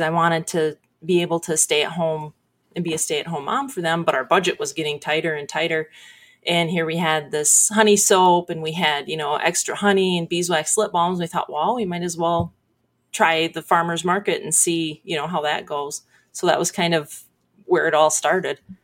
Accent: Sebring, United States; I'm from Sebring. I grew up just outside of Sebring

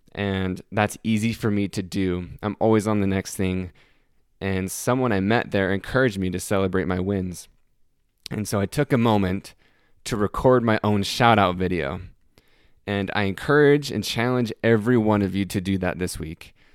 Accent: Salt Lake City, Utah, United States; moved away as an adult; now in Greenville, United States; I'm moving away from Salt Lake City, Utah, where I was born and have lived my entire life.

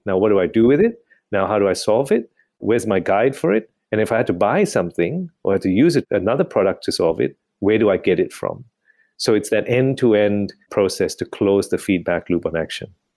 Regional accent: Malaysia; moved away as an adult; also born or lived in United Kingdom; now in Australia; I was born and bred in Malaysia, grew up and went to do medicine in the U K

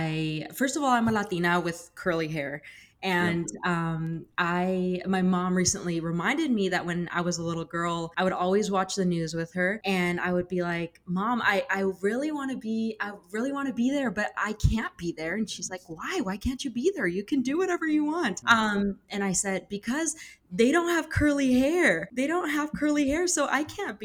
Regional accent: Rupert, Idaho, United States; moved away as an adult; also born or lived in Bay Area, California; now in Caldwell, United States; I am from Rupert, Idaho, and born and raised there.

